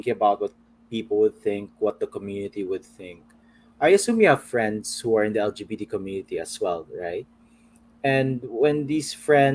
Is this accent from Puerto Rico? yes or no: no; Manila, Metro Manila, Philippines; I'm from Manila